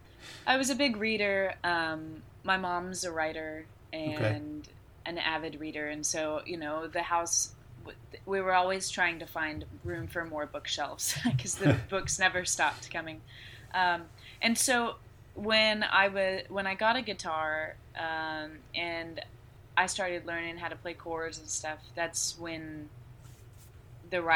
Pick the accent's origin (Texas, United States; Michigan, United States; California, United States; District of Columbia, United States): Texas, United States; to have grown up in this city.